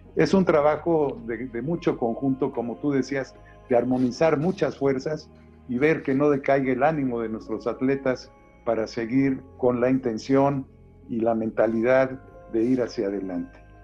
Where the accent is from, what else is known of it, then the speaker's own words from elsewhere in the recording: Xalapa, Veracruz, Mexico; now in Mexico City, Mexico; yo soy originario de la Ciudad de México, pero de muy pequeño salí a, Veracruz